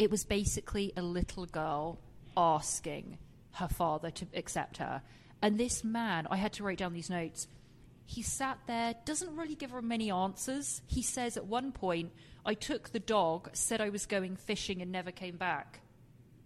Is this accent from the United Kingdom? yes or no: yes; England, United Kingdom; moved away; being English myself